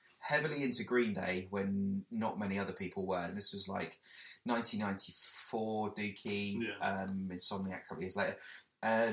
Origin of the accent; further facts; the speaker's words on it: Weymouth, South West England, United Kingdom; I come from a small seaside town called Weymouth